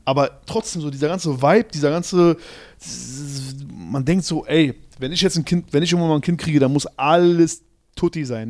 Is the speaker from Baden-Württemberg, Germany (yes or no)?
no; Berlin, Germany; als Berliner